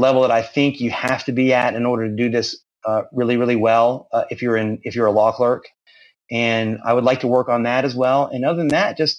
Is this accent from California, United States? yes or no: no; Central Florida, United States; moved away as an adult; now in Jacksonville, United States; I relocated to Jacksonville. I'm originally from Central Florida, but I relocated up here and to do this job